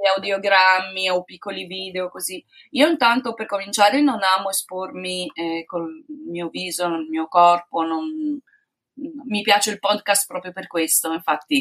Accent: Padua, Veneto, Italy; sono di Padova

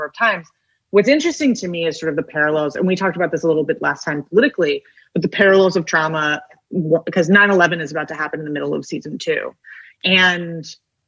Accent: New York, United States; as a New Yorker

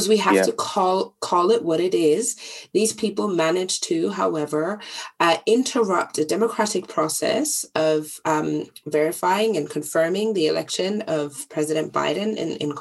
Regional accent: Germany; growing up in Germany

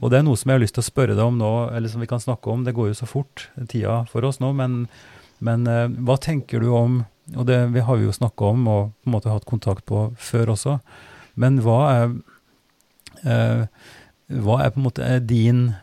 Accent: Oppdal, Trøndelag, Norway; moved away as an adult; now in Drammen, Norway; Jeg for min del har jo oppveksten min og, og mange referanser i Oppdal. Der jeg vokste opp og, var barn

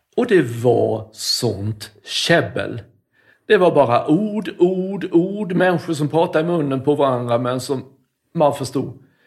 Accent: Karlshamn, Blekinge, Sweden; där är jag uppvuxen

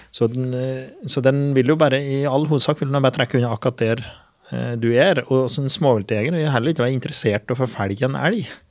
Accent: Finnskogen, Innlandet, Norway; på Finnskogen, der jeg er ifra

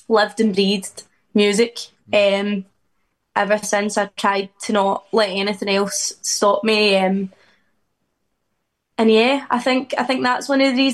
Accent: Scotland, United Kingdom; moved away as an adult; now in Liverpool, United Kingdom; I've always wanted to get out of Scotland

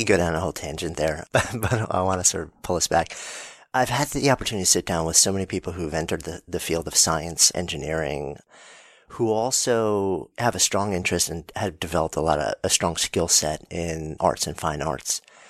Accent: New York, United States; I grew up right outside of New York City.

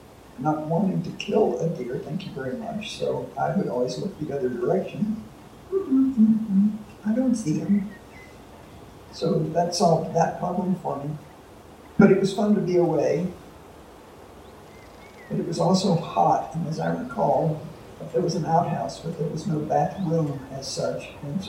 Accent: Waco, Texas, United States; now in Missoula, United States; I was born and raised in Waco, Texas.

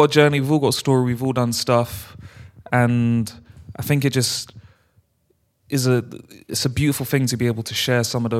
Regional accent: London, United Kingdom; we're from London, bro.

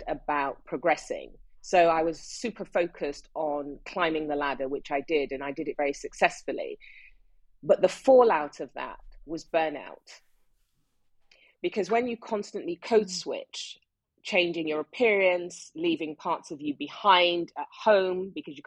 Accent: Nigeria; moved away as an adult; now in United Kingdom; I grew up in Nigeria. Even though I was born in the UK, my family left when I was 5, and I did all my education right up to university degree in Nigeria.

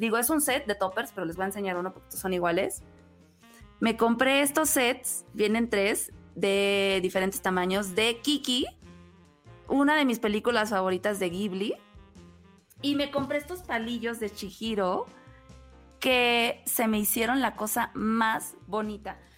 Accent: Mexico; Como mexicano

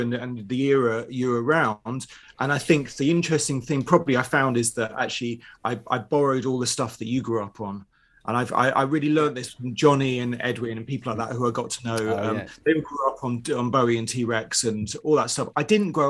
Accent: London, United Kingdom; where I grew up in North London, everyone was second generation Irish

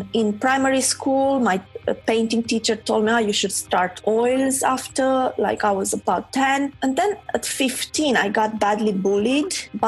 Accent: Romania; moved away as an adult; I'm from Romania, yeah. I was born there. Spent the first 27 years of my life there.

